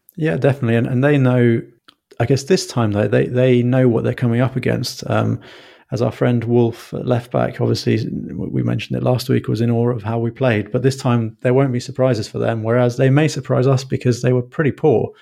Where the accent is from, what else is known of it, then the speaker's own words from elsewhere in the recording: London, United Kingdom; I grew up in London